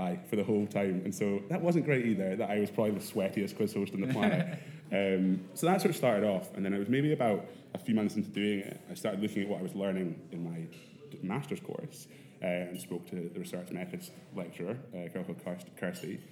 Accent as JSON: {"language": "English", "town": "Edinburgh", "region": "Scotland", "country": "United Kingdom", "tie": "born or raised there", "said": "I grew up in Edinburgh, went to Harriet's as my school"}